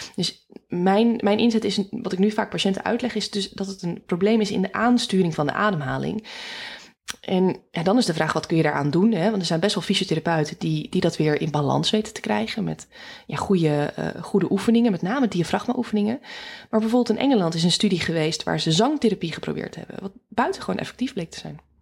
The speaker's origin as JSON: {"language": "Dutch", "town": "Alkmaar", "region": "North Holland", "country": "Netherlands", "tie": "born or raised there", "also_born_or_lived": "Groningen / Amsterdam region / Rotterdam", "moved": "as an adult", "said": "mijn roots liggen in eh, Noord-Holland, in Alkmaar"}